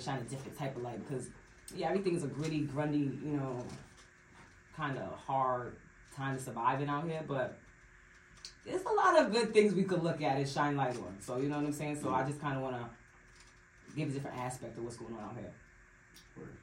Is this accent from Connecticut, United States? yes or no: yes; Bloomfield, Connecticut, United States; I'm from Bloomfield, Connecticut